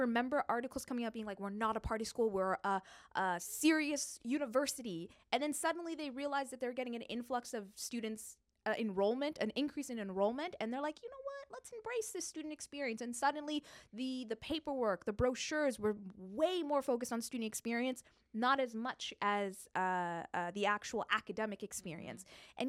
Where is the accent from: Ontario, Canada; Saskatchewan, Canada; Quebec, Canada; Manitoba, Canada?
Ontario, Canada; London; as a Londoner